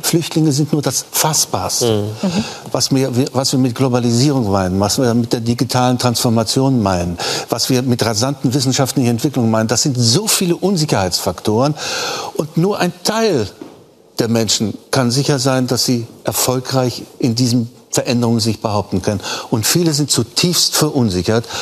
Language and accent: German; East Germany, Germany; unsere Integrationsaufgabe als Ostdeutsche